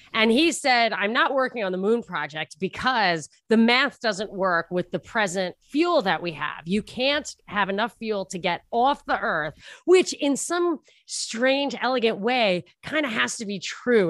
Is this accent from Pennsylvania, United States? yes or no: no; New York, United States; moved away; I'm from New York, and I lived right near the Trump International